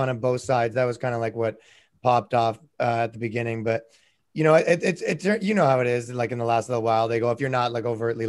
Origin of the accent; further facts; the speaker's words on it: Canada; I'm from Canada.